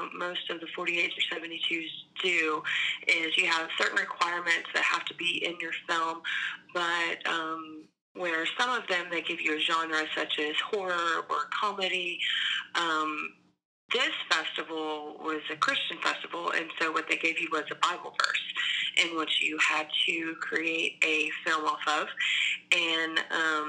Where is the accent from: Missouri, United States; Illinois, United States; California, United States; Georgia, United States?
Georgia, United States; Atlanta; moved away as an adult; also born or lived in Alabama; I grew up in Atlanta